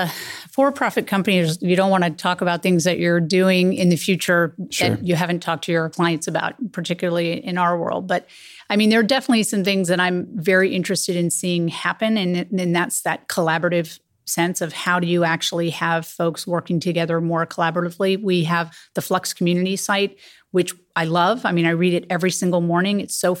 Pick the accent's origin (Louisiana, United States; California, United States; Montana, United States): California, United States; Silicon Valley; I didn't have a lot of mentors when I was growing up in Silicon Valley.